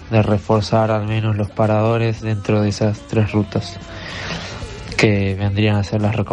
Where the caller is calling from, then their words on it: Buenos Aires, Argentina; Hola, ¿qué tal? Buenas noches. … de Barracas de Vuelta.